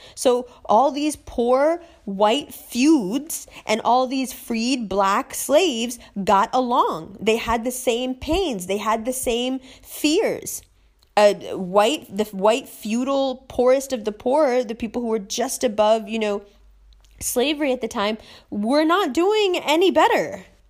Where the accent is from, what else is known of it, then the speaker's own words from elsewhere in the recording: New York, United States; moved away as an adult; New York